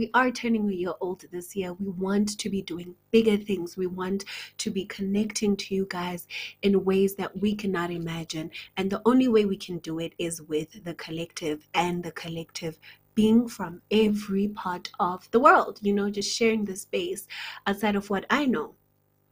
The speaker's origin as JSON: {"language": "English", "country": "South Africa", "said": "South Africa, which is my home country."}